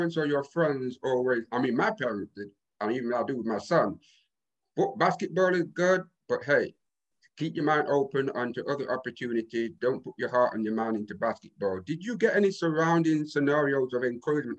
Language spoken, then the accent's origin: English; Boston, Massachusetts, United States; I'm from Boston